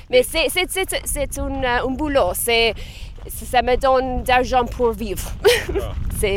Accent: Ireland; French is a second language

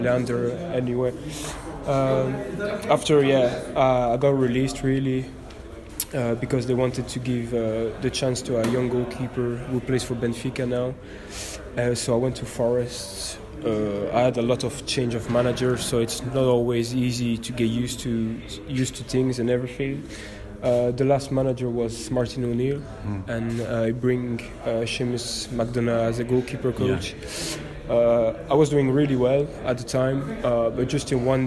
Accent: Brussels, Brussels-Capital Region, Belgium; moved away; I'm born in Brussels. My dad is Belgian, my mum is Irish. So that's why I can play for the national team of Ireland. That's what I did. So I grew up in Brussels

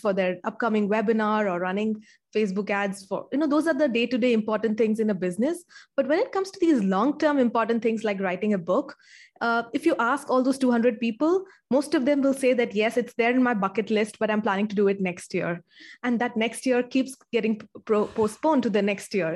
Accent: India; I, uh, grew up in India and I still live in India.

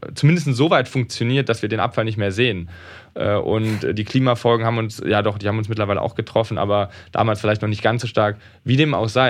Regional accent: Rhineland, Germany; Ich komme aus dem Rheinland

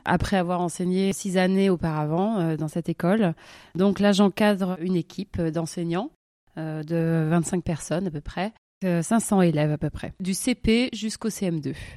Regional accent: Toulouse, Occitania, France; moved away as an adult; also born or lived in Montpellier / Paris; now in Zurich, Switzerland; je viens donc du sud-ouest de la France

